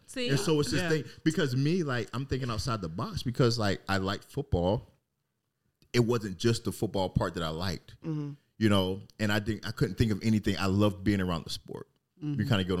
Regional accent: Germany; born there; also born or lived in England; I was born in Germany, lived in England, lived all over the place.

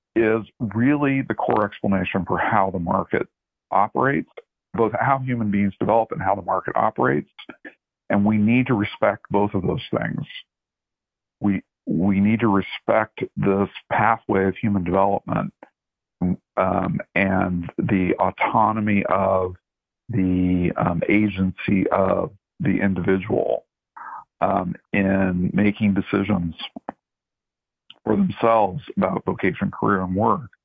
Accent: Oregon, United States; moved away; growing up in Oregon

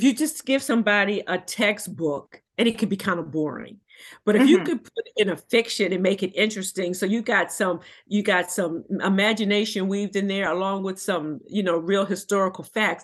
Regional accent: Washington, District of Columbia, United States; I was born and raised in Washington, D.C.

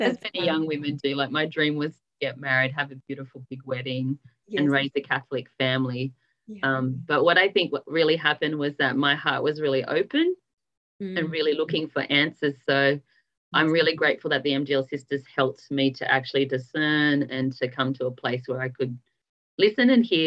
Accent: Sydney, New South Wales, Australia; now in Canberra, Australia; I grew up in Sydney and I have a beautiful family

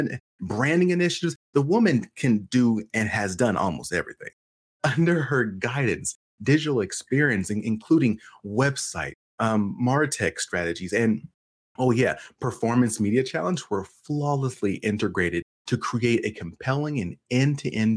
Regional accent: California, United States; moved away; also born or lived in Iowa; I'm from California, but I spent a lot of time in Iowa

